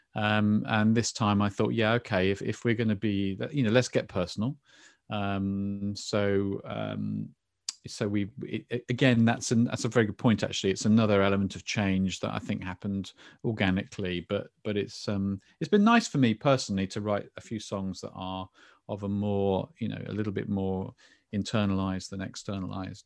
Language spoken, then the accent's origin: English; England, United Kingdom; I'm very English